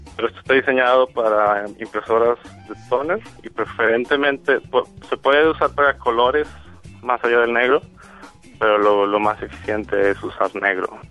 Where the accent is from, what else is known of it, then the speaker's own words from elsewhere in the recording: Monterrey, Nuevo León, Mexico; moved away as an adult; also born or lived in England; Soy, yo soy mexicano, soy de Monterrey, en México.